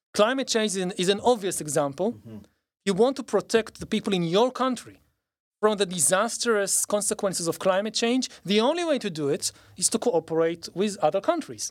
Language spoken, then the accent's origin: English; Israel; growing up in Israel